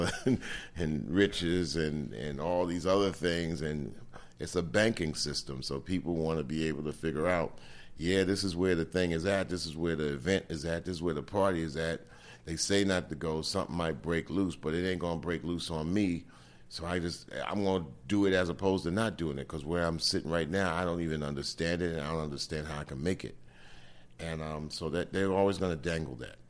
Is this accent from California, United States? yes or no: no; New York, United States; we grew up in New York in the 60s and 70s from 0 to 15